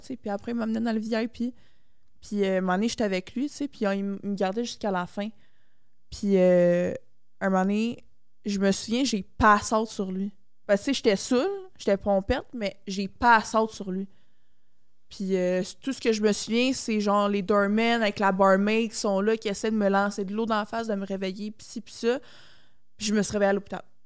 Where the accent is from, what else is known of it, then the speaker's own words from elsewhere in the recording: Mascouche, Quebec, Canada; moi, j'étais une petite fille, genre de banlieue. Moi, je viens de Mascouche